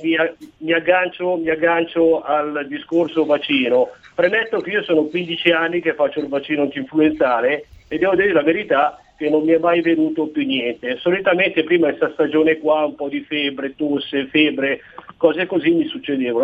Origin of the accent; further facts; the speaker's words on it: Arona, Piedmont, Italy; qua al mio paese di Arona